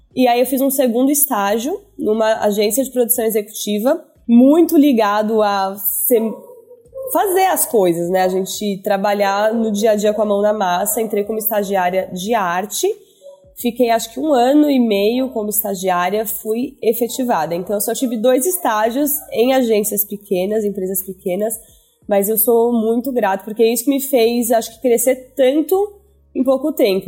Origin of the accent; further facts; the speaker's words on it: São Paulo, Brazil; also born or lived in New York; sou nascida e crescida em São Paulo, então mais, acho que mais uma das únicas do time que são originalmente de São Paulo